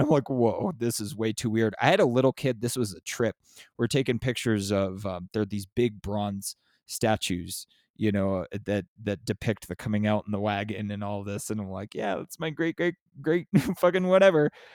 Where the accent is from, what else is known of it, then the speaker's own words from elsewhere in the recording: San Diego, California, United States; also born or lived in Los Angeles; now in Southern Arizona, United States; I grew up in San Diego, but I'm in, I'm in Southern Arizona